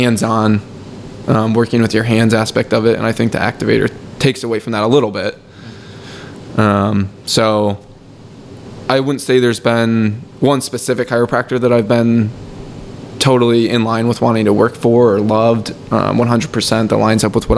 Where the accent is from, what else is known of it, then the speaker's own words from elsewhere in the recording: Michigan, United States; moved away; I'm from Michigan, so back home, it was probably in like the eighth grade